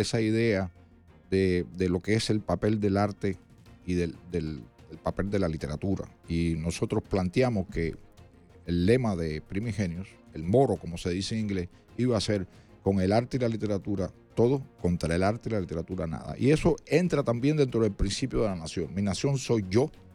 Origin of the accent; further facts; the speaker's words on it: Cuba; now in United States; yo me siento cubano y americano al mismo tiempo